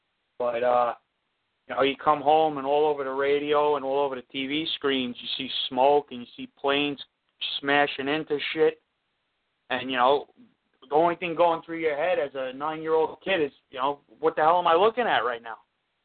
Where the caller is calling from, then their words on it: Seaford, New York, United States; I'm calling from Seaford.